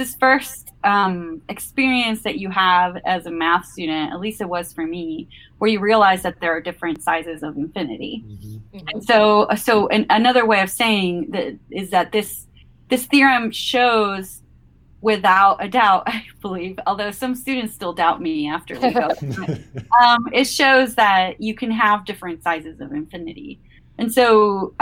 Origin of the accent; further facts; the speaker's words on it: Caracas, Capital District, Venezuela; moved away as an adult; now in Maine, United States; I live in Maine. I'm originally from Caracas, Venezuela, so quite a ways away.